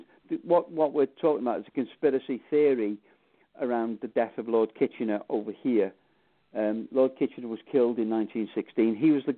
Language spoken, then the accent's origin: English; Wales, United Kingdom; Yes, I am Welsh.